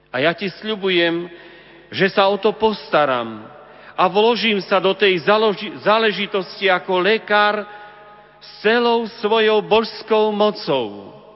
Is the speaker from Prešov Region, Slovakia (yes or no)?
yes; Hažín nad Cirochou, Prešov Region, Slovakia; v mojom rodisku, v Hažine nad Cirochou pri Humenom